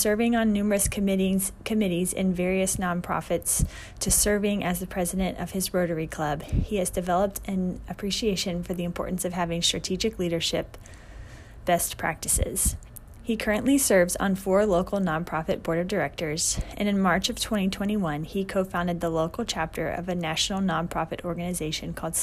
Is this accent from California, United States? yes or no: no; Montgomery County, Texas, United States; I grew up in Montgomery County.